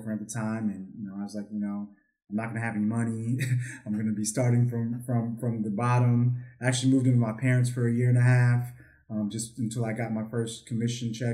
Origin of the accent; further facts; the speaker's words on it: Arlington, Virginia, United States; moved away as an adult; also born or lived in Hampton, Virginia / Dallas-Fort Worth, Texas; now in Dallas, United States; I'm from the East Coast. I'm an East Coast guy, so I'm from Arlington, Virginia. Grew up in Arlington